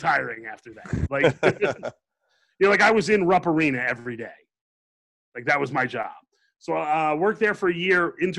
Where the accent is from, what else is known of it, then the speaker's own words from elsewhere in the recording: New Jersey, United States; moved away as an adult; also born or lived in Columbia, South Carolina / Kentucky; Where I grew up in New Jersey